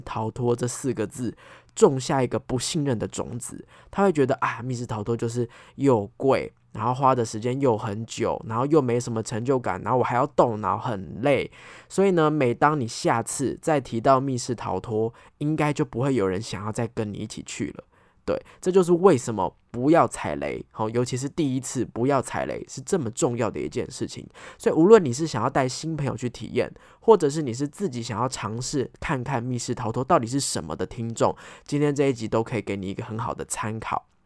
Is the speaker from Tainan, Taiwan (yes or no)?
no; Taipei, Taiwan; 因为我是台北人，我们都住在台北嘛